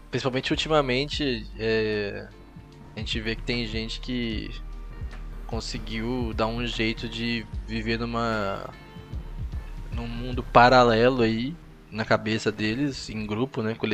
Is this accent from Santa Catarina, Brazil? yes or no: yes; Florianópolis, Santa Catarina, Brazil; eu sou de Florianópolis e tal, sou do sul, né?